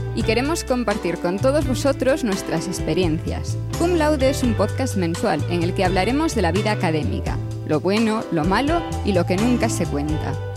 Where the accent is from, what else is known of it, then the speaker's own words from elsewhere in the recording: Vilagarcía de Arousa, Galicia, Spain; also born or lived in Santiago de Compostela; yo soy gallega y eso no lo puedo, no lo puedo esconder demasiado. Nací en Vilagarcía de Arousa